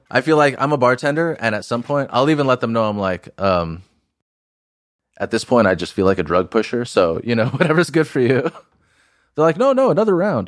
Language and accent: English; Huntington Beach, California, United States; I grew up in Huntington Beach